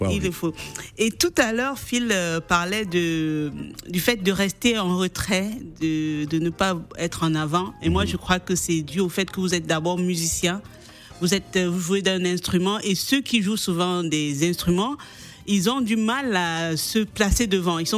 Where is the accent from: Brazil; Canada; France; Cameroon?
Cameroon; Je suis camerounaise.